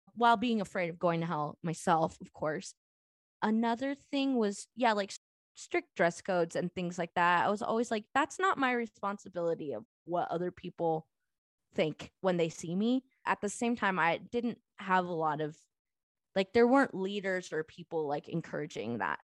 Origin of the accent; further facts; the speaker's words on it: Southern California, United States; I grew up in Southern California.